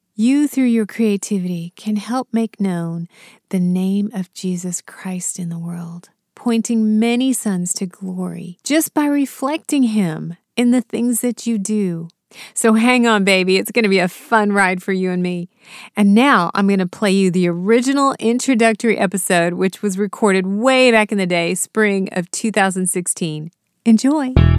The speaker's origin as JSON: {"language": "English", "country": "United States", "tie": "born or raised there", "also_born_or_lived": "India", "said": "I was raised here in the States"}